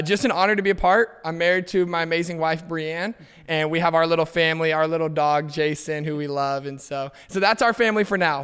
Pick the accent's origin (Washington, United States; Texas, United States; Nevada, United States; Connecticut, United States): Texas, United States; Fort Worth; moved away as an adult; also born or lived in Edmond, Oklahoma; I grew up in Fort Worth, Texas